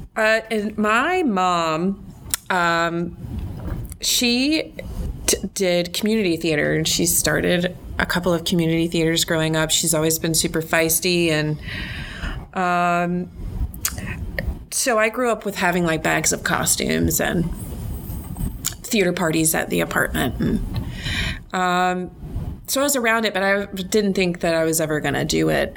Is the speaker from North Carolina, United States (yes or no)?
yes; North Carolina, United States; moved away as an adult; now in Arkansas, United States; I'm originally from North Carolina. That's my home state.